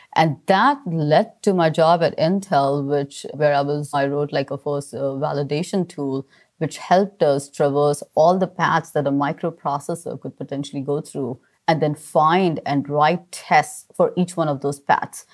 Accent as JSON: {"language": "English", "town": "Mumbai", "region": "Maharashtra", "country": "India", "tie": "born or raised there", "said": "I grew up in Mumbai, surrounded by family"}